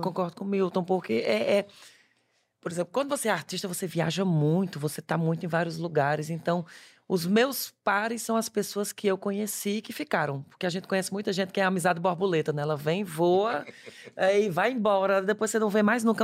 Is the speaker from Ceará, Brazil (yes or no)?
yes; interior of Ceará, Brazil; accent: Cearense; now in Paris, France; eu sou do interior do Ceará